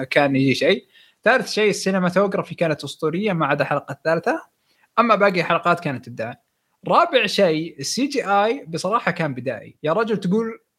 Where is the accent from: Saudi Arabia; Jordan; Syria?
Syria; now in Germany; من سوريا مقيم في المانيا